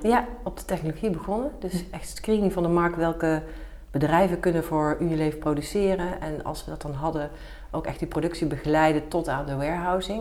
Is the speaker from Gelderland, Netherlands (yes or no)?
yes; Nijmegen, Gelderland, Netherlands; now in Den Bosch, Netherlands; ik ben geboren in Nijmegen